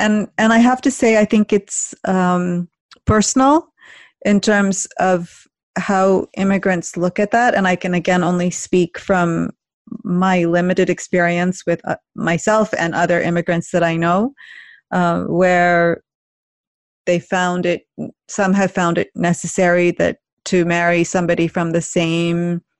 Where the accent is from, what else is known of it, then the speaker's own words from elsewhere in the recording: India; now in United States; But I think deep down, I still feel like I'm Indian. I'm from India. Whereas my kids might say that they are American of Indian origin, if they would say that. But I, even now, if somebody asks me where I'm from, I will say I'm originally from India.